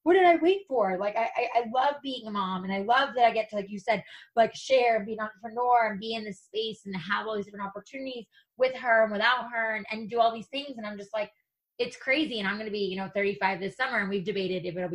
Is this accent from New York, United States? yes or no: yes; New York, United States; moved away as an adult; now in Los Angeles, United States; Justin, my husband, you know, we're from New York. He followed me to LA, you know, a decade ago now.